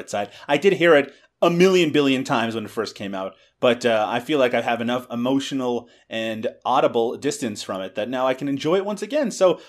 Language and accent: English; Newfoundland and Labrador, Canada; I grew up in Newfoundland